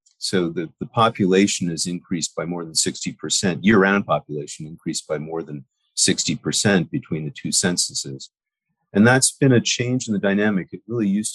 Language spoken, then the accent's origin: English; New York City, New York, United States; moved away as an adult; also born or lived in Paris, France; now in Quogue, United States; I grew up in New York and Manhattan